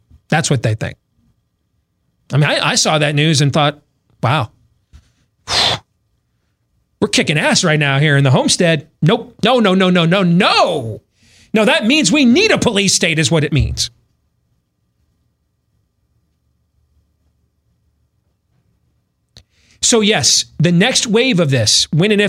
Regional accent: Michigan, United States; I grew up in Michigan

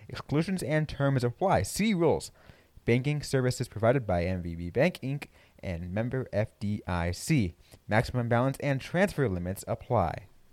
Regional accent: California, United States; I grew up in California

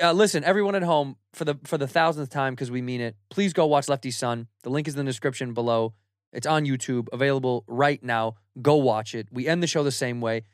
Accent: United States; as an American

